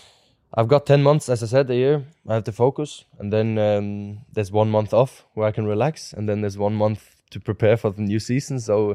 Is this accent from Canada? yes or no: no; Norway; For me, my hometown is also beautiful in its own way, you know, with the farms and everything around.